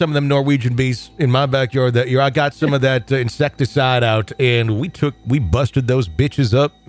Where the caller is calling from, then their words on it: Texas, United States; from East Texas, and I've just become an EPP.